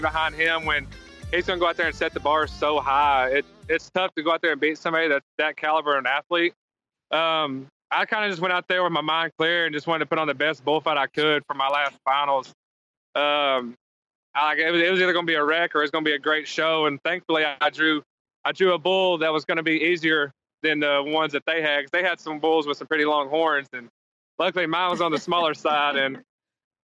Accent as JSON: {"language": "English", "region": "an hour from Oklahoma City", "country": "United States", "tie": "born or raised there", "said": "that's only an hour from my hometown"}